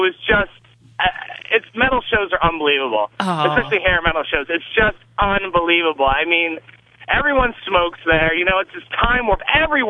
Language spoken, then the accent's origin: English; Camp Hill, Pennsylvania, United States; when I was growing up in Camp Hill, Pennsylvania